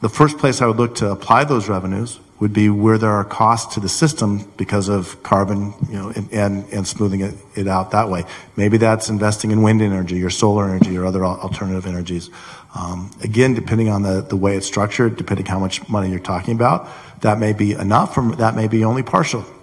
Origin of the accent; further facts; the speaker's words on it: Lincolnshire, Illinois, United States; from Lincolnshire.